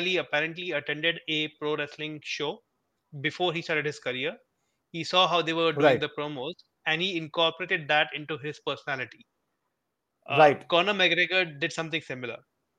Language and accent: English; Mumbai, Maharashtra, India; I grew up in Bombay, you know, I used to go to Ruya College in Matunga